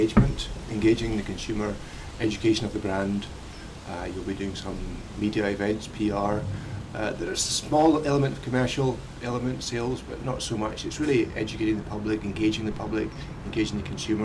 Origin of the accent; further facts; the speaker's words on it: Campbeltown, Scotland, United Kingdom; I grew up in Campbelltown on the west coast of Scotland